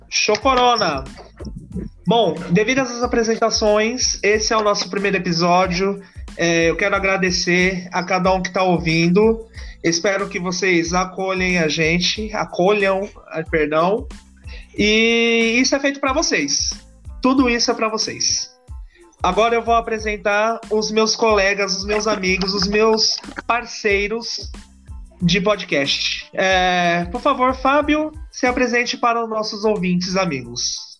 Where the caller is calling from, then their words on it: Guarulhos, São Paulo, Brazil; falo de Guarulhos.